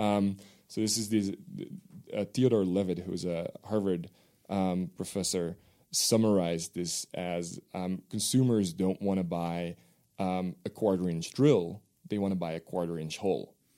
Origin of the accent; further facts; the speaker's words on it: Netherlands; first language Dutch; English is a second language; moved away; my native language is Dutch